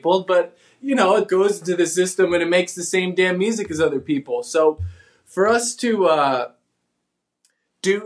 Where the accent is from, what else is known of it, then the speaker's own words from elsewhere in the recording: New Jersey, United States; I'm from New Jersey